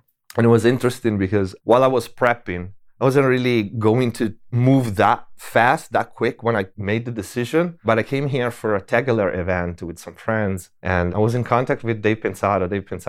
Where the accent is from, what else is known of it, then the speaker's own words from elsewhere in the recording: Tuscany, Italy; English is a second language; moved away; also born or lived in Germany / Paris; I was born in Italy. In Tuscany. Yeah. And I spent my early years there.